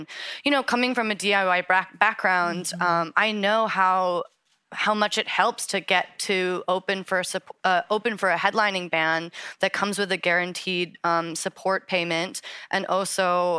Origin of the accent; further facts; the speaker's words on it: Pacific Northwest, United States; So like I said, I grew up in the Pacific Northwest and was very enchanted by a genre that's pretty white male dominated.